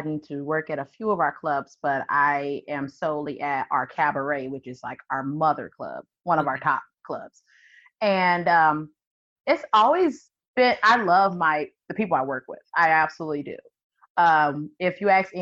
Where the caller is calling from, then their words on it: St. Louis, Missouri, United States; I'm calling from St. Louis, Missouri